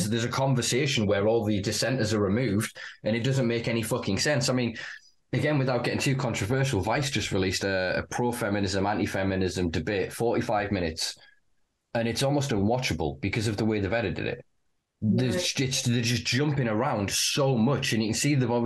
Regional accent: the north of England, United Kingdom; as a Northerner

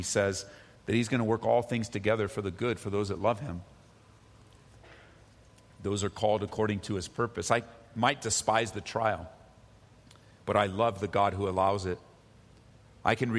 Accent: California, United States; growing up in California

